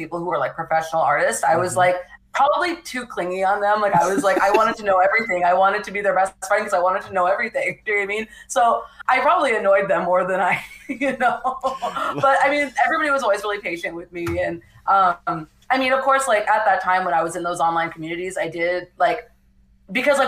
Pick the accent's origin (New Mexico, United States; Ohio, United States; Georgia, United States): New Mexico, United States; moved away as an adult; now in California, United States; I grew up in New Mexico, like I said, in a very small town